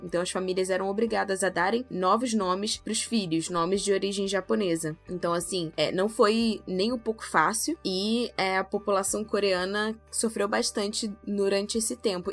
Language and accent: Portuguese; Brazil; nós brasileiros brasileiros